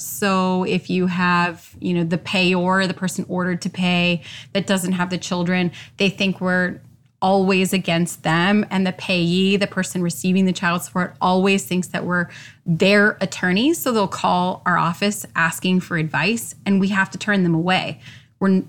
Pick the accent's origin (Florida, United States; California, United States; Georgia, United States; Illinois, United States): Florida, United States; Orlando; I born and raised in Orlando.